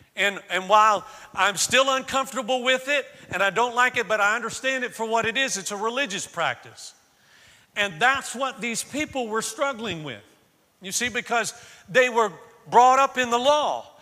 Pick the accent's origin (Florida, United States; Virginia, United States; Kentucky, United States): Florida, United States; moved away; I grew up in Florida